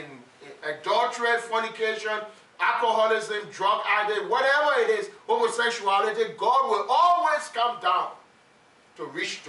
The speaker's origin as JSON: {"language": "English", "country": "Liberia", "tie": "born or raised there", "said": "When we were growing up in Liberia"}